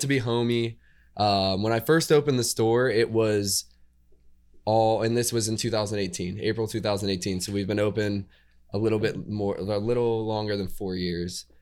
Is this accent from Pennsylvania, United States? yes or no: yes; Indiana, Pennsylvania, United States; moved away as an adult; now in Pittsburgh, United States; I'm actually from Indiana, Pennsylvania.